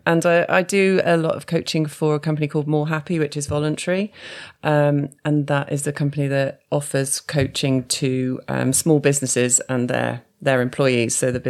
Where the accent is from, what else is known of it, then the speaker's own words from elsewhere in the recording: Newport, West Midlands, United Kingdom; moved away; also born or lived in London; I grew up in Shropshire. Yeah. So I grew up in Newport, so not far from Shrewsbury.